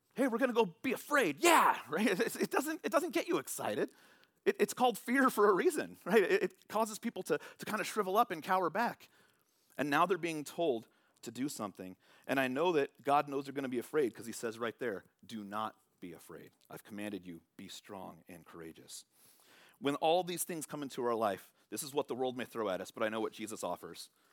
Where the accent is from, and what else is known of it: San Francisco Bay Area, California, United States; born or raised there